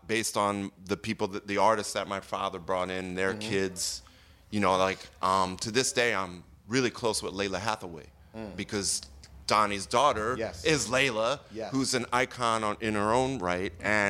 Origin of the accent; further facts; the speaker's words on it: outside of Philadelphia, Pennsylvania, United States; my, like, very sort of, you know, Jewish and black neighborhood that I grew up in outside of Philly